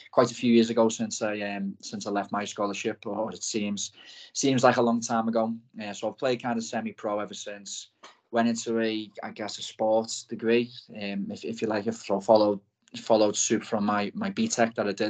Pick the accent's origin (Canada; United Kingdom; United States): United Kingdom; Liverpool, North West England; also born or lived in Blackpool; I'm from Liverpool, as the accent probably gives away